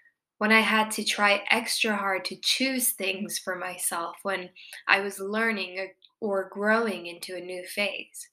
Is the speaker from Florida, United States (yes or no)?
yes; Miami, Florida, United States; moved away; I'm from Miami